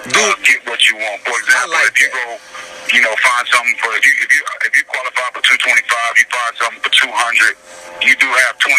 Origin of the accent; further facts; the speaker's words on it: Austin, Texas, United States; I'm born and raised in Austin